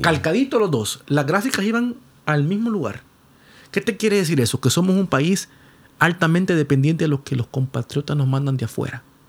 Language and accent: Spanish; Honduras